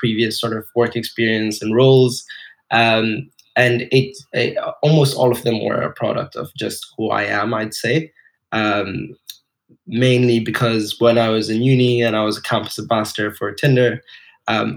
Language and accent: English; Dubai, United Arab Emirates; moved away as an adult; also born or lived in Edinburgh; I grew up in Dubai, and Dubai is a melting pot of cultures